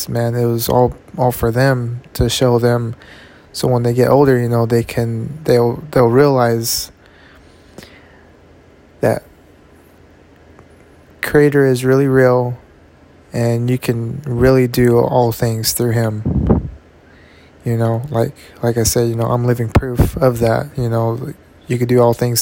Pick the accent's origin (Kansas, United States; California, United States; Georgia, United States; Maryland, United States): California, United States; I'm from Cali, you know. This Cali native, Cali raised.